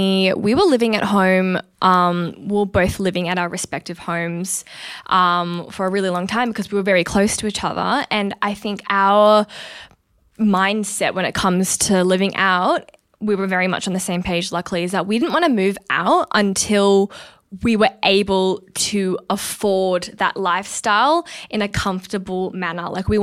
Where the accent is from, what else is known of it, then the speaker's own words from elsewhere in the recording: North India, India; I am Punjabi Sikh. I am Indian from the north of India.